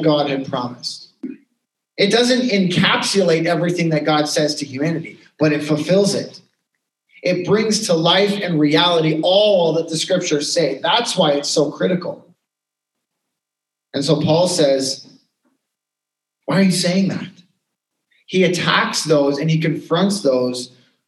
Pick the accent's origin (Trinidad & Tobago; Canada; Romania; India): Canada; we're too polite in Canadian culture